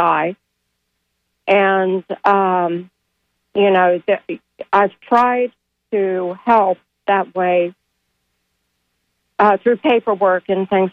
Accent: Parkersburg, West Virginia, United States; now in Florida, United States; I'm not originally from Florida. I'm originally from the area, Parkersburg, West Virginia.

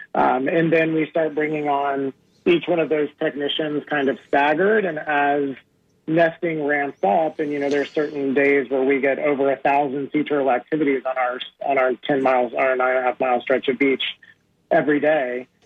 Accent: Memphis, Tennessee, United States; moved away; I grew up in Memphis, so we were kind of landlocked for the most part

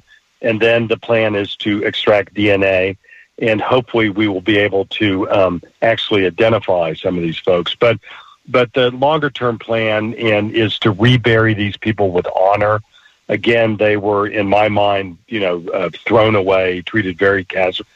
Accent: Tulsa, Oklahoma, United States; I grew up in Tulsa

